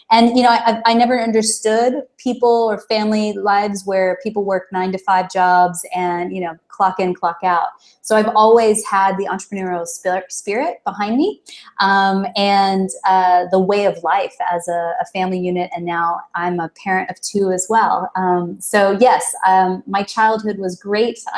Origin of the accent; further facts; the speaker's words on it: Dallas, Texas, United States; I am originally from Dallas, Texas. So, um, though I don't, I, people sometimes say that I don't actually have a Texas accent.